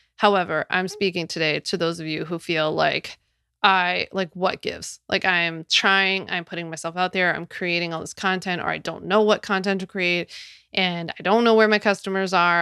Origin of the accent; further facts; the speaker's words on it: Philadelphia, Pennsylvania, United States; my hometown of Philly.